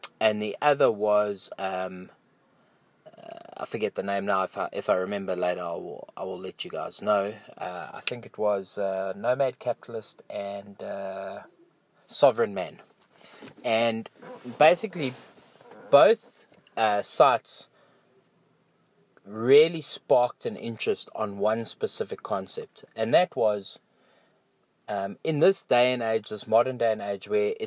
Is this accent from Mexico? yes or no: no; South Africa; I am a South African. I have a South African passport. This makes me a South African citizen.